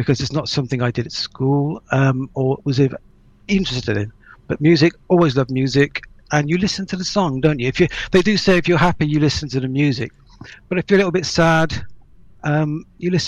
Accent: Melksham, South West England, United Kingdom; also born or lived in Trowbridge; I grew up in Melksham, which is just further down the road. So I'm very local.

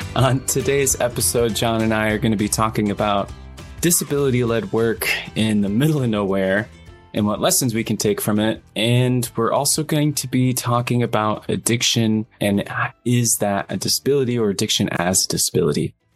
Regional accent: small town in Michigan near Flint, United States; I grew up in a smaller town in Michigan. We were only like 15 miles from Flint

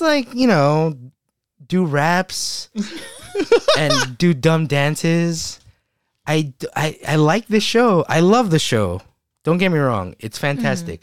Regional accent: Philippines; We're Filipino

